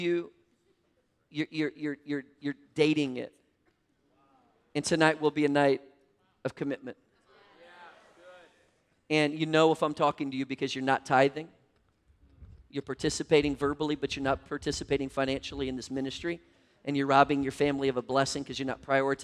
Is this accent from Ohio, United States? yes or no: no; Minnesota, United States; moved away; also born or lived in North Carolina; I grew up in Minnesota